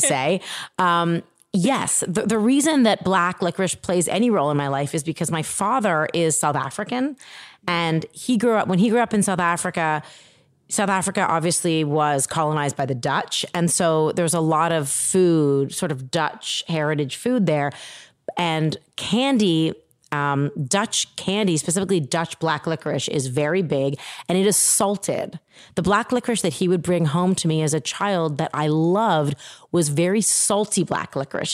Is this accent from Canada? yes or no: yes; Toronto, Ontario, Canada; moved away; I grew up in Toronto, Canada.